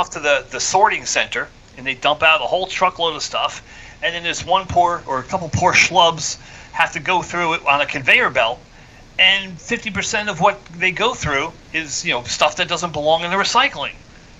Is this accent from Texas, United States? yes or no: no; New Jersey, United States; the town I grew up in New Jersey was one of the first towns to have a recycling program